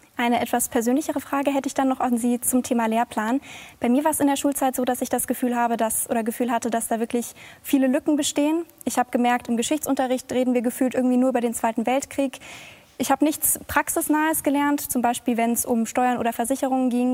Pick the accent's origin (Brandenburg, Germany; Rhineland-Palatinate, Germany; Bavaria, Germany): Bavaria, Germany; Ich komme aus Bayern